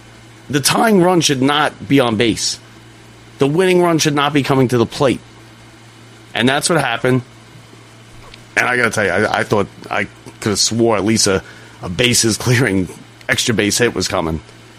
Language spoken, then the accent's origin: English; United States; we're American